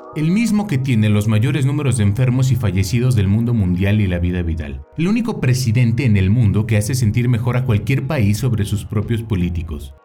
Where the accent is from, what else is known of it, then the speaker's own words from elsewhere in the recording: Mexico; como mexicano